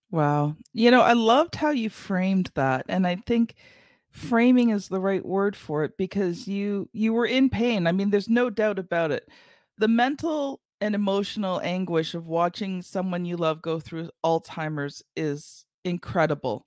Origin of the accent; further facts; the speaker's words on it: Canada; I'm Canadian